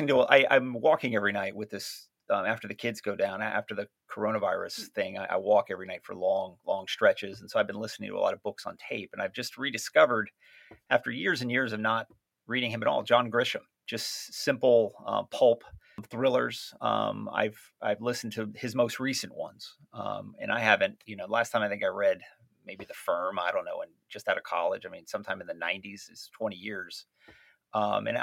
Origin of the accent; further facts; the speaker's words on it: Southwest Florida, United States; where I grew up in Southwest Florida